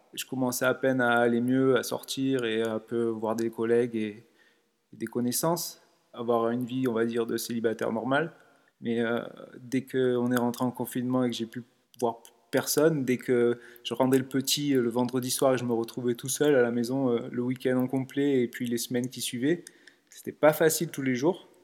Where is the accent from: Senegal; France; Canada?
France; Nice, Provence-Alpes-Côte d'Azur; je suis de Nice, j'ai 36 ans